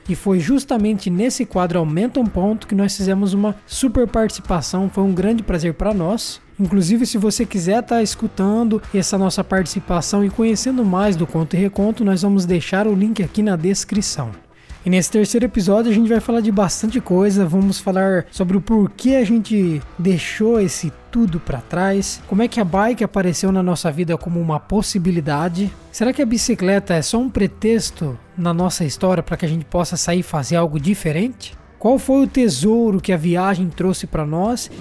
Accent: Sarapuí, São Paulo, Brazil; eu sou natural do interior de São Paulo, uma cidadezinha chamada Sarapuí, e cresci sempre no interior

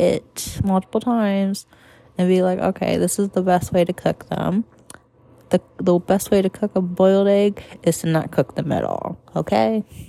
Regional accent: Puerto Rico; Black. I'm Puerto Rican. Black and Puerto Rican.

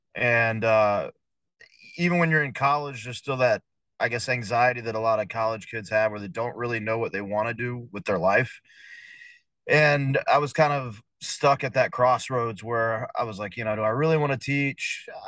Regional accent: Blythewood, South Carolina, United States; I grew up in Blythewood, South Carolina

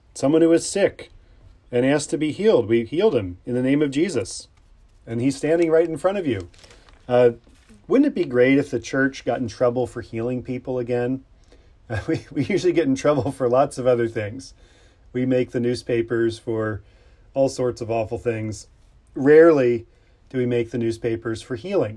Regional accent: Pennsylvania, United States; I grew up in Pennsylvania, the Keystone State

